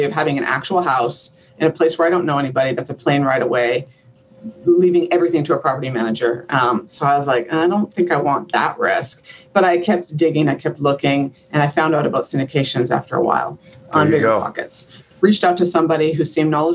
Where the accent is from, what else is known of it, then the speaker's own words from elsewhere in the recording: Canada; moved away as an adult; now in United States; So I'm from Canada